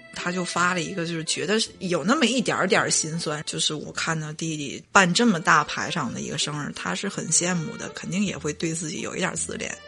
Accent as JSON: {"language": "Chinese", "region": "Northeast China", "country": "China", "accent": "Northeastern (Dongbei)", "said": "你听不出来我说话是有东北口音的吗"}